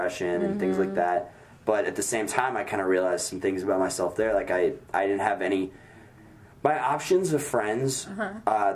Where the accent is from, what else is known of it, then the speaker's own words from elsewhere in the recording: St. Louis, Missouri, United States; moved away as an adult; also born or lived in Chicago; I am from St. Louis